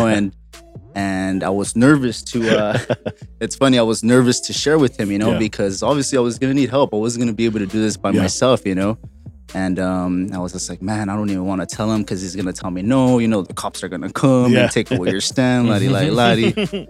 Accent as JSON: {"language": "English", "town": "Los Angeles", "region": "California", "country": "United States", "tie": "born or raised there", "said": "Born and raised in Boyle Heights, right off of First Street in front of the famous Mercadito"}